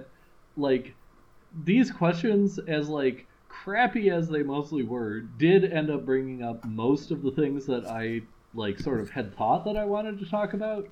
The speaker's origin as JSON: {"language": "English", "town": "Madison", "region": "Wisconsin", "country": "United States", "said": "we're from Madison."}